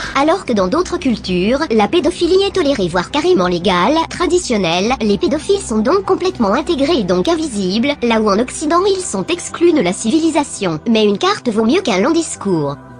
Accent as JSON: {"language": "French", "country": "France", "tie": "born or raised there", "said": "je suis né en France j'ai grandi en France"}